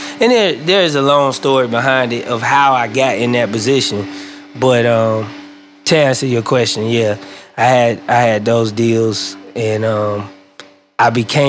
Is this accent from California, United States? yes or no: no; Nashville, Tennessee, United States; I'm from Nashville, Tennessee, so that's, really popular place for music.